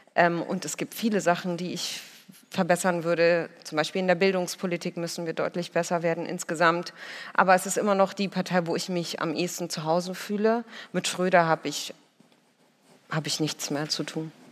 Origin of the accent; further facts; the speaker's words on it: Berlin, Germany; ich bin ja Berlinerin